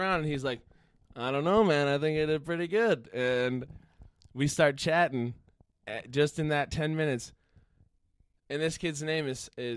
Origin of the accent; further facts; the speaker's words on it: Green Bay, Wisconsin, United States; moved away as an adult; now in Milwaukee, United States; I'm from Green Bay